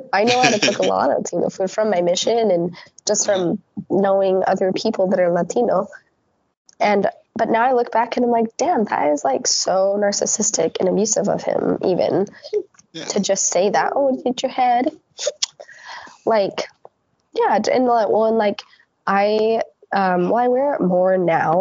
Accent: Netherlands; growing up in the Netherlands

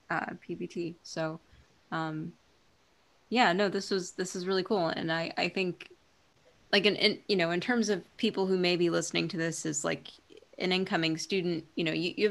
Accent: Hawaii, United States; born there; I was born in Hawaii.

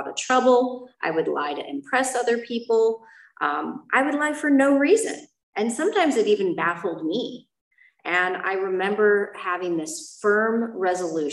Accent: Chicago, Illinois, United States; moved away; I am from Chicago

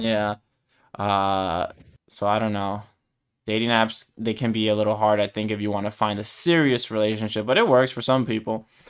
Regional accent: United States; I'm American

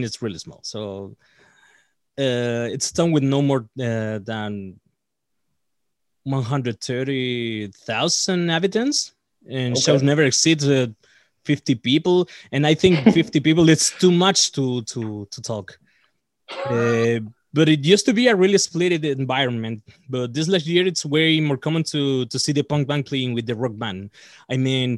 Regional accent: Punta Arenas, Magallanes and Chilean Antarctica, Chile; English is a second language; we're all from Punta Arenas, Chile. It's a really small town here.

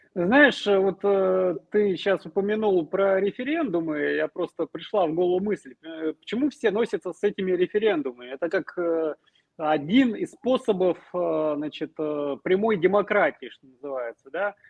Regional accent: Smolensk, Smolensk Oblast, Russia; now in Kyiv, Ukraine; уроженец Смоленска

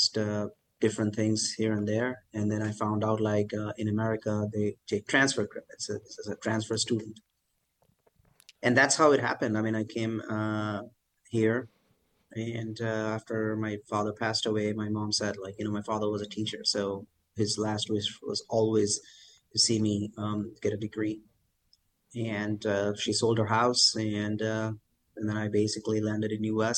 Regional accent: Kolkata, West Bengal, India; now in Michigan, United States; So India has four metro cities, and I grew up in Calcutta.

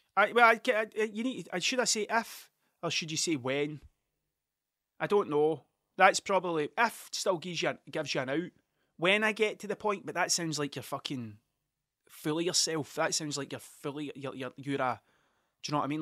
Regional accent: Ayrshire, Scotland, United Kingdom; I'm from Ayrshire. I'm a, I'm a coun-, I'm a country bumpkin through and through. I am one hundred percent Ayrshire.

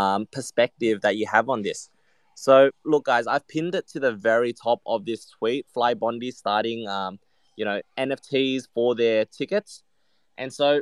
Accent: Vietnam; moved away; my home country of Vietnam

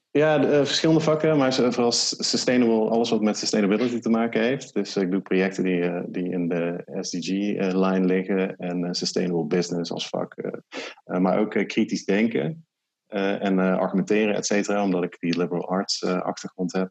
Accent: 's-Hertogenbosch, North Brabant, Netherlands; ik woon dus in Den Bosch en ik kom uit Den Bosch.

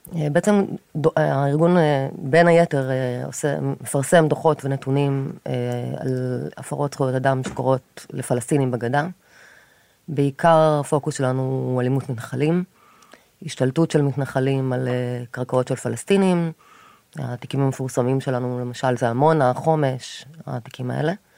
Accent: Kfar Aza, Southern District, Israel; moved away as an adult; now in Tel Aviv, Israel; נולדתי וגדלתי בקיבוץ כפר עזה

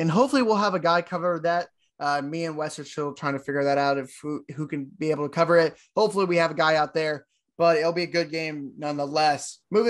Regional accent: Bryan–College Station, Texas, United States; born or raised there

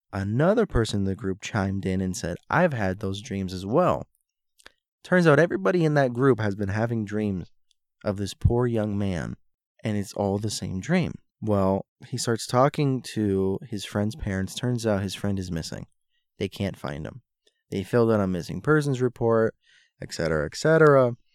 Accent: Florida, United States; moved away; also born or lived in Hialeah / Miami Beach / North Miami Beach / Sunny Isles; I grew up in Florida. I was born and raised there

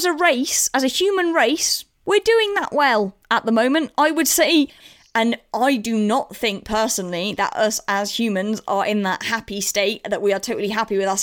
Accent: England, United Kingdom; as English people

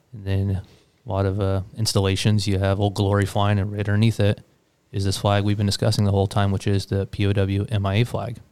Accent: Daytona Beach, Florida, United States; being a kid growing up in Daytona

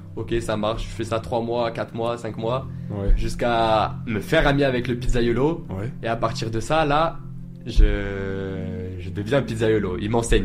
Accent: Nice, Provence-Alpes-Côte d'Azur, France; j'ai grandi à Nice avec ma mère seule

